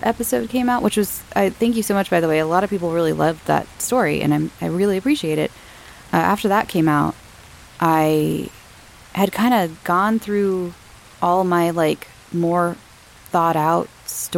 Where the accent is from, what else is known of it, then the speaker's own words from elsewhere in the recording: Southern California, United States; I'm from Southern California